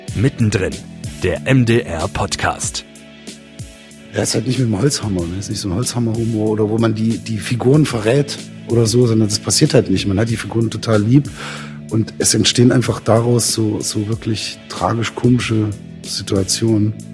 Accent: Zeitz, Saxony-Anhalt, Germany; ich bin ja in Zeitz aufgewachsen

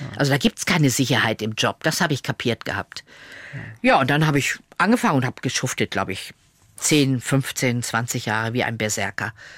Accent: Lower Saxony, Germany; moved away as an adult; also born or lived in Munich; in der Schaumburger Zeitung veröffentlicht, also in meiner Heimatzeitung. Ich komme ja aus Niedersachsen.

